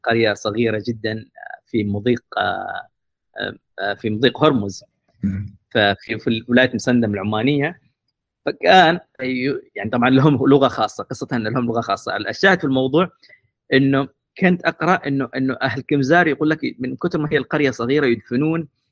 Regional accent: Aden, Yemen; moved away; also born or lived in Mukalla; عدن لان هي المدينه اللي ولدت فيها تربيت فيها يعني انا ابن عدن ابن كريتر تحديدا

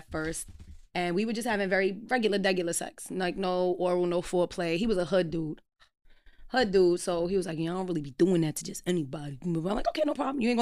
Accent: New York City, New York, United States; We're all from Brooklyn

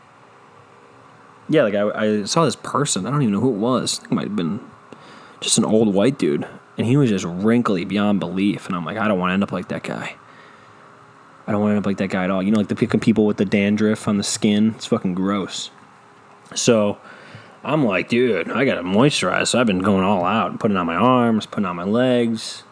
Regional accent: Cleveland, Ohio, United States; I'm from Cleveland

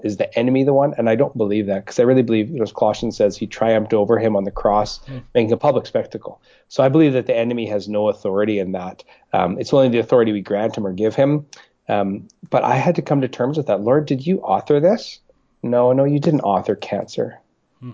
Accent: Winnipeg, Manitoba, Canada; also born or lived in Regina, Saskatchewan; now in British Columbia, Canada; I was born in Winnipeg, actually, uh, and then uh, spent a number of years in Regina.

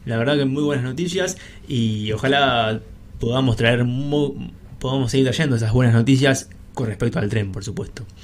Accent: a town in Buenos Aires Province, Argentina; moved away; en Varadero de la ciudad de provincia de Buenos Aires, de donde soy yo

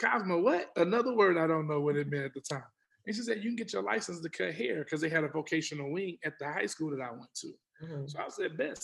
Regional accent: Houston, Texas, United States; I grew up in Texas. I grew up in Houston

